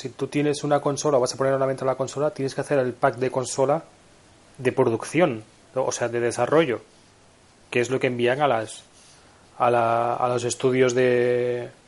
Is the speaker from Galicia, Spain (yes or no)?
yes; Camariñas, Galicia, Spain; ¿Tú te imaginas jugar por Alicante o por Sax o por, yo que sé, o por Camariñas, que es mi pueblo, mm.